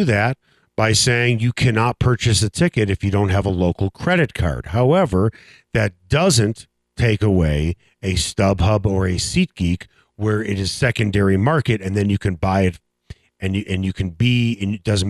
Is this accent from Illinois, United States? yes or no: yes; Chicago, Illinois, United States; now in Denver, United States; I'm from Chicago.